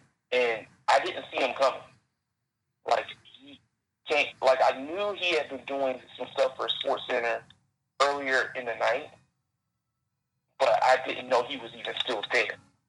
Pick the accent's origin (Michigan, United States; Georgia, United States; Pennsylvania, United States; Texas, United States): Georgia, United States; Columbus; Columbus is my hometown, born and raised here.